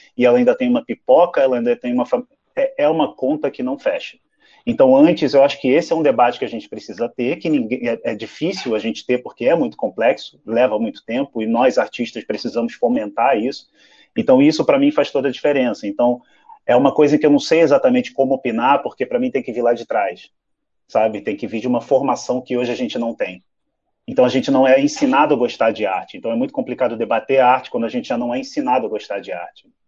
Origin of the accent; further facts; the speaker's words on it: Rio de Janeiro, Brazil; fui criado no Meia, no Rio de Janeiro